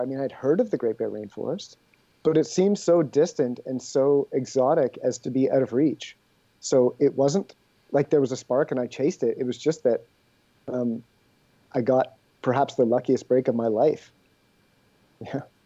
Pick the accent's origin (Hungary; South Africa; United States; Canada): Canada; Ontario; moved away as an adult; also born or lived in British Columbia; now in Quebec, Canada; I grew up in Ontario